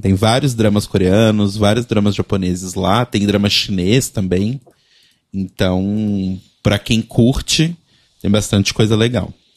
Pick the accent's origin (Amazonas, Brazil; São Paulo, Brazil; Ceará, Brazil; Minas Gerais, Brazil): Minas Gerais, Brazil; Belo Horizonte; em BH, por exemplo, minha cidade natal